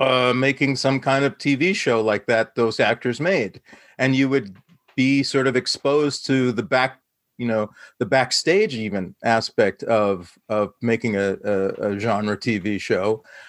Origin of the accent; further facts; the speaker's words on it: Saskatoon, Saskatchewan, Canada; I was a brown kid, son of immigrant parents, growing up in Saskatoon, Saskatchewan